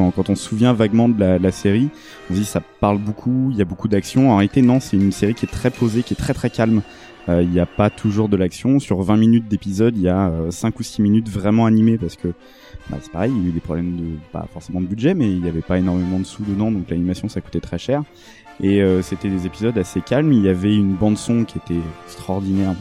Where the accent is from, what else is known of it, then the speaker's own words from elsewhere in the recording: France; en tant que Français